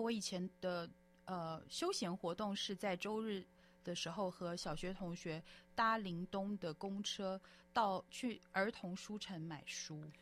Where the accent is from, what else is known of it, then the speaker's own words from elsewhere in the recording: Taiwan; moved away as an adult; also born or lived in United Kingdom / Canada / United States / Hong Kong; 我也是台湾长大，小孩，然后，嗯，在台湾眷村长大，然后之后呢，大学之后就到国外去，呃，居住跟这个，呃，在英国还有加拿大、美国、香港都居住了比较多年了，香港基本上是我第二个家，然后在，嗯，两年前疫情最严重的时候又回到了台湾